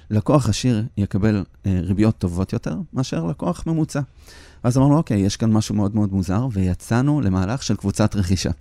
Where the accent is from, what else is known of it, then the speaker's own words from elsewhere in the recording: Petah Tikva, Central District, Israel; שגדלנו בדאונטאון פתח תקווה של שנות ה-80